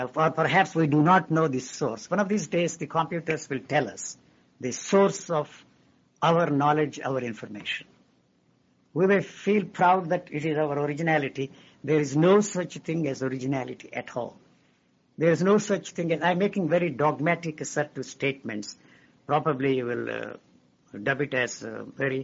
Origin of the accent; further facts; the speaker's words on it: India; moved away as an adult; I grew up in India. I was educated in India.